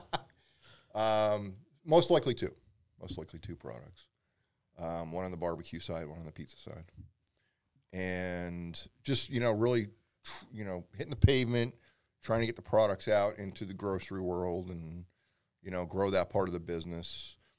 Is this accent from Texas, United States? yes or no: no; Pennsylvania, United States; also born or lived in Philadelphia; I've been there a very long time, and I born and raised in Pennsylvania